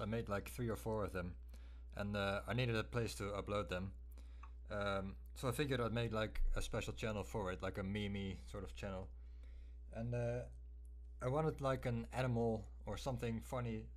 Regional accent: Netherlands; I'm from the Netherlands

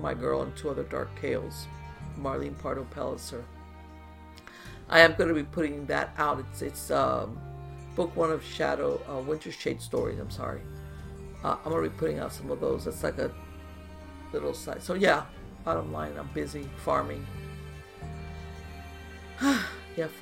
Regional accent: United States; as an American

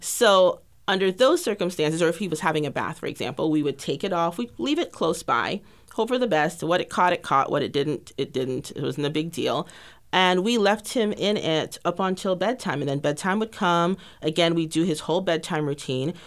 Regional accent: Grenada; moved away as an adult; now in Texas, United States; originally from a tiny island in the Caribbean called Grenada. I moved to Texas almost eighteen years ago this August to pursue a bachelor's degree in biology

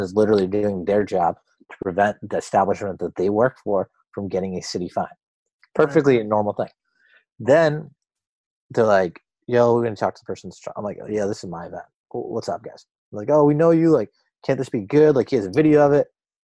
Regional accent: Boston, Massachusetts, United States; I'm an Indian guy. My parents are immigrants. I come from Boston

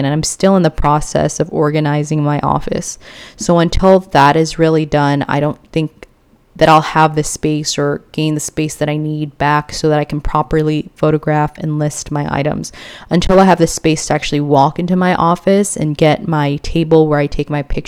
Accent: Philippines; moved away; my home country, the Philippines

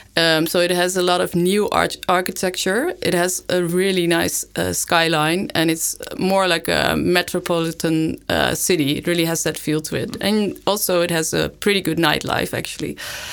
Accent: Netherlands; now in Leuven, Belgium; I'm from the Netherlands

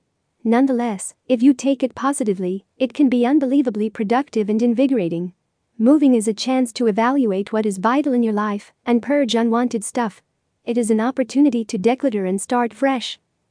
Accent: Rockville, Maryland, United States; from Rockville, United States.

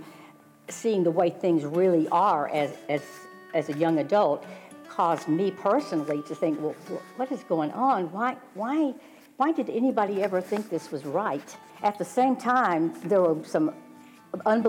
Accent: the South, United States; growing up in the South

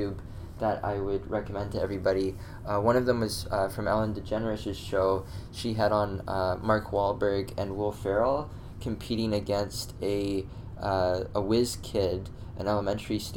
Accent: Canada; as a Canadian

